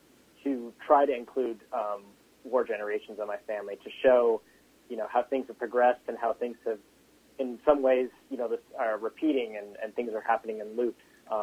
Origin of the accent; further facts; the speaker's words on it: Seattle, Washington, United States; I grew up in Seattle